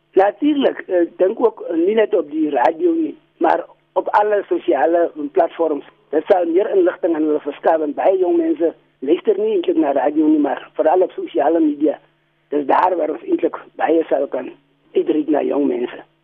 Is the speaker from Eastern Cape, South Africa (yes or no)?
no; Barkly West, Northern Cape, South Africa; ek is van Buckley West